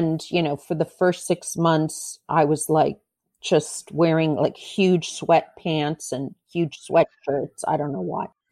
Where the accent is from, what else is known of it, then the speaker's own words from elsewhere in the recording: Beverly Hills, California, United States; I was born in Beverly Hills